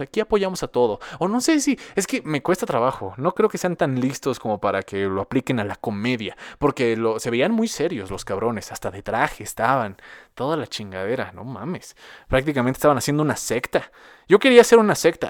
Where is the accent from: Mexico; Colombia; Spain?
Mexico; vivo en Latinoamérica, soy residente de México